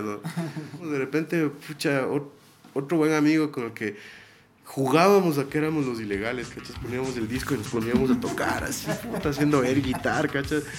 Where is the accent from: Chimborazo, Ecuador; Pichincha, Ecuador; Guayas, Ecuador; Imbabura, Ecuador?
Imbabura, Ecuador; Ibarra; Nosotros dos nos criamos en Ibarra, mi hermano, el baterista y yo, somos hermanos primero